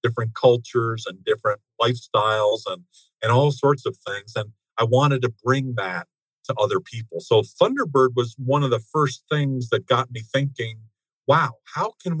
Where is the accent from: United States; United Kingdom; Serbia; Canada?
United States; also born or lived in Japan; I'm an American